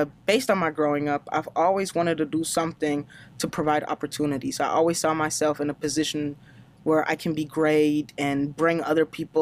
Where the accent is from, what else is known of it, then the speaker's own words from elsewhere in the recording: Germany; English is a second language; moved away as an adult; now in United States; I grew up in Germany, so I'm German, even though it doesn't look like it and doesn't sound like it